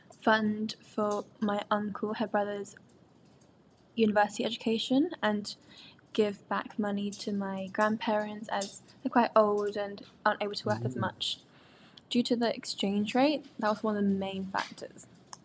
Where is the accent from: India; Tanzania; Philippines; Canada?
Philippines; Quezon City, Metro Manila; now in United Kingdom; I was born and raised in the Philippines for a few years in Quezon City, in the capital, while my mum worked in the UK